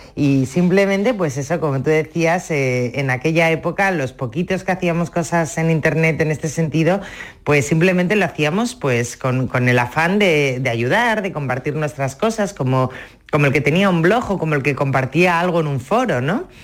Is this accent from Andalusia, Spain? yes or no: no; Asturias, Spain; en mi casa, como tú decías al principio, somos asturianos, somos de disfrutar en, la mesa